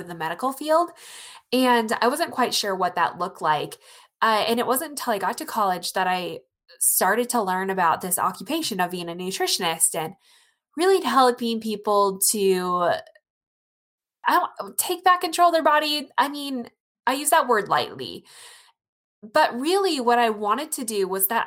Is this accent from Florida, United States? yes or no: no; rural Iowa, United States; I'm from Iowa, rural Iowa